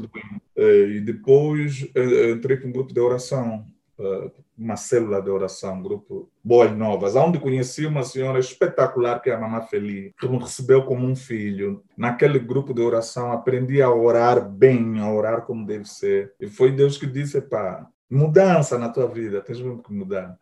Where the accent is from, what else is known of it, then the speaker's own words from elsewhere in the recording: Luanda, Luanda Province, Angola; also born or lived in Valódia, Luanda; Só que cresci no Marçal, porque fui no Marçal bebê